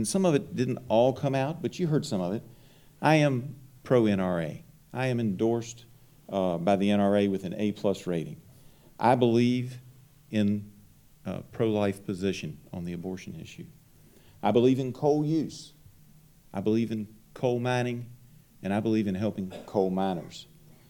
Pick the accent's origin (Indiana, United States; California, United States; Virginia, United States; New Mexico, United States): Virginia, United States; Salem; I grew up in Salem in a single-parent household.